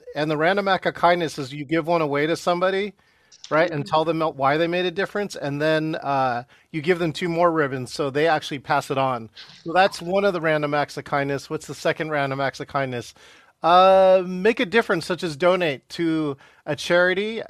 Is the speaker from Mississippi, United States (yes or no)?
no; Stockton, California, United States; My hometown is Stockton, California, but my grandparents came from Guangzhou, China, and Beijing, China